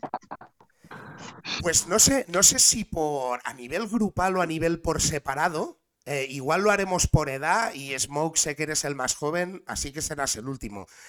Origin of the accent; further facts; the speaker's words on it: Barcelona, Catalonia, Spain; soy de Barcelona. Soy de Barcelona, represento Barcelona, lo he representado toda la vida